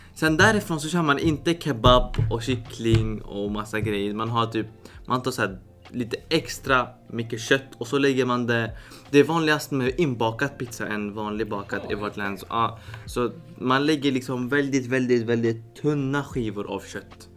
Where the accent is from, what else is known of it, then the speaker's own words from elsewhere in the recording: Syria; now in Sweden; mitt hemland